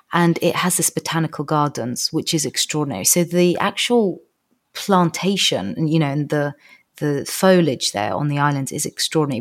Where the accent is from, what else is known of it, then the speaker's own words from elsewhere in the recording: Georgia; now in United Kingdom; it's my home country